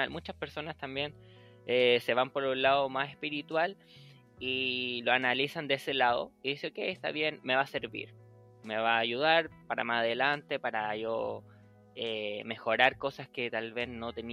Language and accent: Spanish; Chile; accent: Chilean; no, soy chileno. Me dice, oh, ¿en serio? ¿No sabías que eres chileno? Porque no se te nota, porque me acostumbré tanto al hablar neutro que ya no tengo tanto el acento chileno